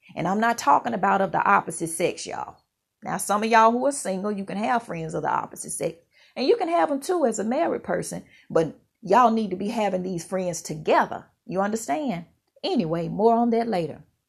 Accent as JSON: {"language": "English", "region": "Mississippi", "country": "United States", "tie": "born or raised there", "moved": "yes", "said": "where I grew up in Mississippi"}